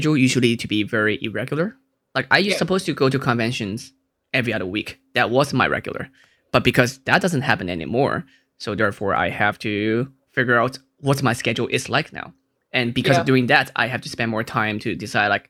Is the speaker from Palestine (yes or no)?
no; Hong Kong; I'm from Hong Kong